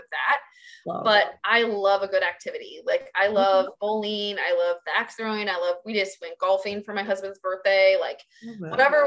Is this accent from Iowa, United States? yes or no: yes; Iowa, United States; I'm from Iowa, so it'd be real cold in the winter